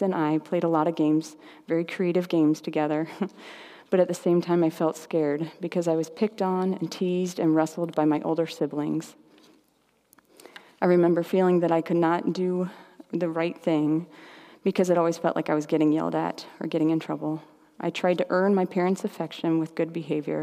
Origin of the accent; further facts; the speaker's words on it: Indianapolis, Indiana, United States; We grew up in Indianapolis as a big Catholic family